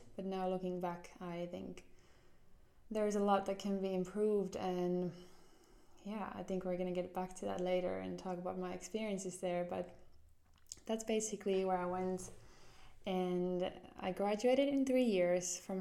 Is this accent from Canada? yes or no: no; Jyväskylä, Central Finland, Finland; moved away as an adult; also born or lived in Somero, Finland / Seattle, United States / Atlanta, United States; now in Helsinki, Finland; We went to the middle part of Finland, a city called Jyväskylä, and that's where we settled in. And yeah, that's kind of where I grew up.